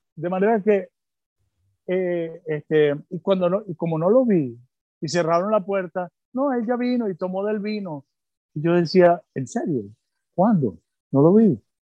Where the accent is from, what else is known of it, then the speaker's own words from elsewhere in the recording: Caracas, Capital District, Venezuela; also born or lived in Tel Aviv, Israel / England / Bogotá, Colombia / India; al año me trajeron a Venezuela